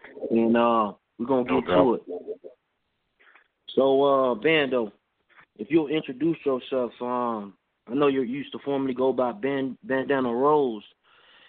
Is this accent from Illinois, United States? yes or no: yes; Chicago, Illinois, United States; I'm from Chicago